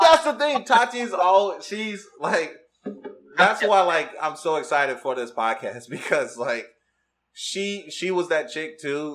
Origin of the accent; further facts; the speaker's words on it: Detroit, Michigan, United States; I'm from Detroit, Michigan